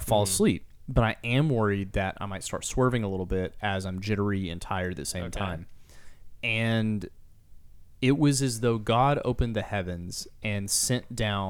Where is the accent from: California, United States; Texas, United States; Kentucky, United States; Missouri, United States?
Texas, United States; Andrews; now in Austin, United States; I'm from Andrews